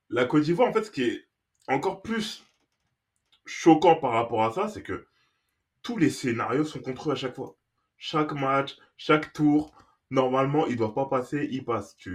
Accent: Morocco; tu dis, mais on Est on est marocain.

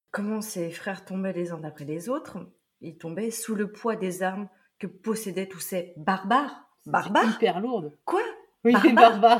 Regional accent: Brittany, France; Et je suis bretonne.

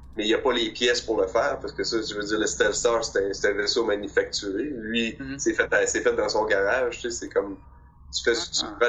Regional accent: Quebec, Canada; j'ai grandi à Québec

